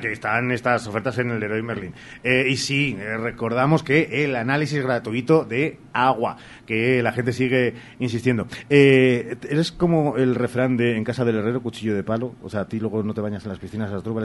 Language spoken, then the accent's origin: Spanish; Spain; los españoles seguimos siendo muy españoles